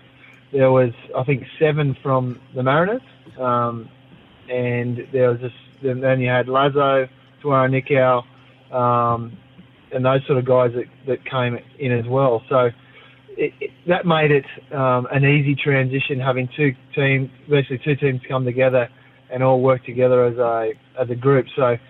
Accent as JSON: {"language": "English", "town": "Forster", "region": "New South Wales", "country": "Australia", "tie": "born or raised there", "said": "my hometown in Foster"}